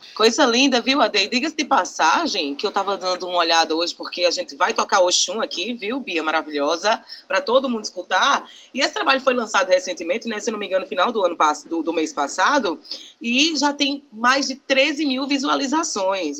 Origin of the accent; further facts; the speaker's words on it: Northeast Region, Brazil; a gente é nordestino